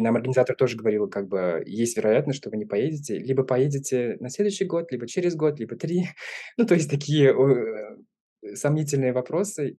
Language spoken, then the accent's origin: Russian; Kazan, Tatarstan, Russia; moved away as an adult; now in Arizona, United States; Я родился в Казани, в России